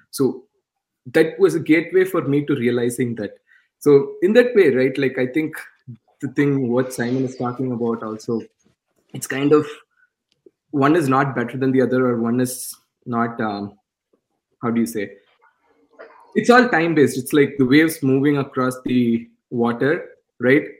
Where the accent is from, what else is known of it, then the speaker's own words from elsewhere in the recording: India; English is a second language; moved away; I was born in India